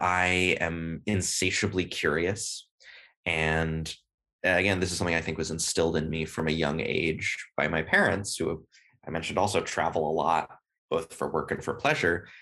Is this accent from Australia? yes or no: no; Berkeley, California, United States; first language English; moved away as an adult; also born or lived in Beijing, China; now in Sweden; I'm originally, as I said, from Berkeley, California